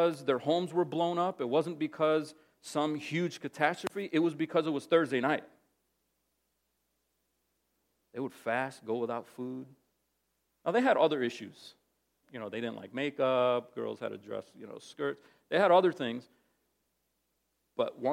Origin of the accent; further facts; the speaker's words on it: New Jersey, United States; also born or lived in Massachusetts; when my mother and I moved from Massachusetts to New Jersey